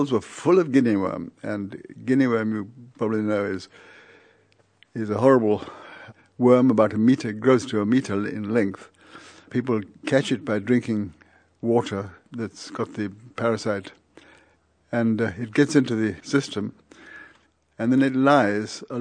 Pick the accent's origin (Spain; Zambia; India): India; born there; I was born out in India, up in the mountains, and my parents were missionaries.